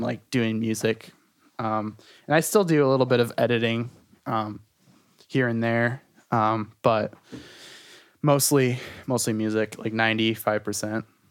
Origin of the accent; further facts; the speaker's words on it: Detroit, Michigan, United States; I'm from Detroit. I'm from, like, Metro Detroit area. Um, born and raised, pretty much.